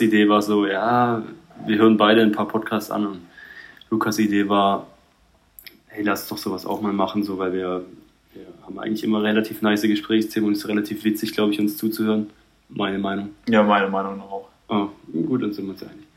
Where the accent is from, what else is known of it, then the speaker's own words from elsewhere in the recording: Heilbronn, Baden-Württemberg, Germany; ich bin in Heilbronn auch aufgewachsen